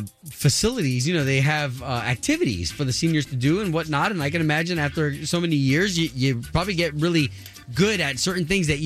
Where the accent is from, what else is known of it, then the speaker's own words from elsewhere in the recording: Tampa, Florida, United States; I was raised in Tampa from 5 years old all the way up until 18 when I graduated from high school was when I moved out here in 99